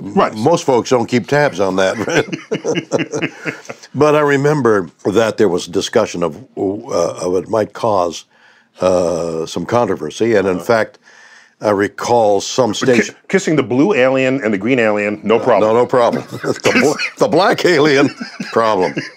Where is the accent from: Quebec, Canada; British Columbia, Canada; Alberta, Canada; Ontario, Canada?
Quebec, Canada; Montreal; moved away as an adult; now in United States; I was born in Montreal